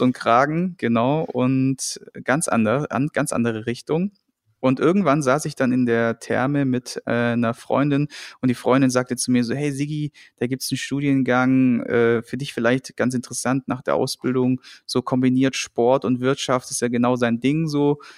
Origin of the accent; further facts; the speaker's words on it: Friedrichshafen, Baden-Württemberg, Germany; moved away as an adult; also born or lived in Darmstadt / Cologne; ich bin dann damals vom beschaulichen Schwabeländle, Bodensee-Friedrichshafen